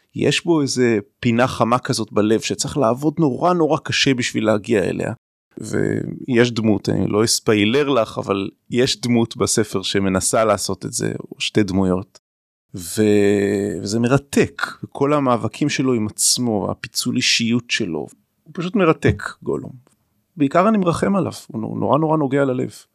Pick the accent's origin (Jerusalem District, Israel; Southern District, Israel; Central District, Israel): Jerusalem District, Israel; Jerusalem; now in Ramat Gan, Israel; אני ירושלמי במקור, גר ברמת גן